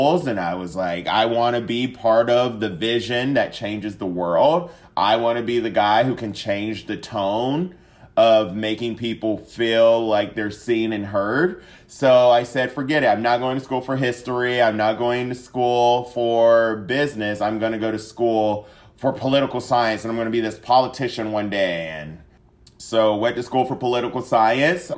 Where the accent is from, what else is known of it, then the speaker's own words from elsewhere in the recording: Siler City, North Carolina, United States; moved away as an adult; also born or lived in Atlanta, Georgia; now in Dallas, United States; I am from Siler City, North Carolina. Love my home state of North Carolina